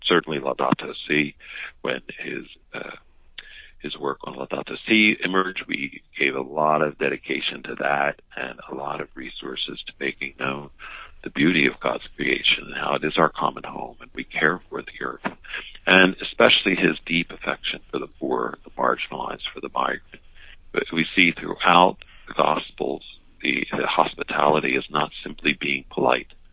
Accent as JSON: {"language": "English", "town": "Philadelphia", "region": "Pennsylvania", "country": "United States", "tie": "born or raised there", "said": "I was raised in the Philadelphia area, Roxborough"}